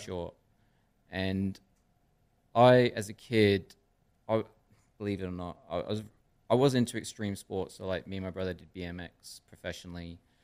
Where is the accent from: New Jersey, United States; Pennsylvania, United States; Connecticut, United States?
Connecticut, United States; Stamford; I was raised in Darien and Stamford